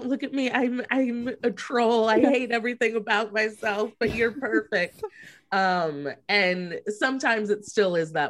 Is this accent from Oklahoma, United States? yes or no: no; St. Louis, Missouri, United States; also born or lived in New York; now in Los Angeles, United States; I am from St. Louis, Missouri. Cool. But I lived in New York. I'm in LA now, but I lived in New York for like 10 years, and then I moved to LA in 2019.